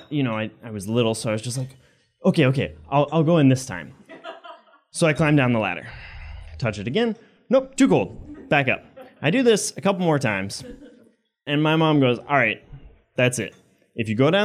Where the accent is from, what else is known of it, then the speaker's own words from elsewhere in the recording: Maine, United States; I grew up in Maine, and I had a very solid childhood.